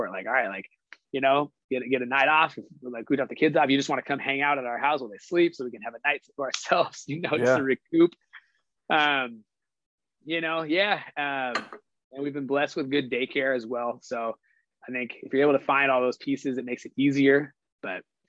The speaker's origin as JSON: {"language": "English", "town": "Stockton", "region": "California", "country": "United States", "tie": "born or raised there", "also_born_or_lived": "Tracy", "said": "we live in Stockton, which is my hometown"}